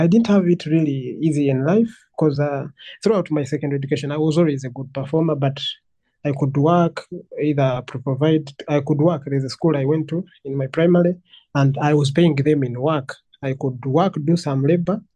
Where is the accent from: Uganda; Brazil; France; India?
Uganda; Entebbe, Central Region; I'm a 28-year-old Ugandan. I was born and raised in Entebbe.